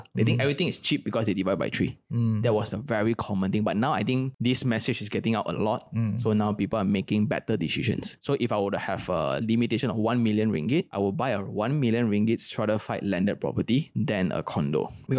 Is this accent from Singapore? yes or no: yes; Singapore; But as a Singaporean, right, everything needs to be like, oh, myself.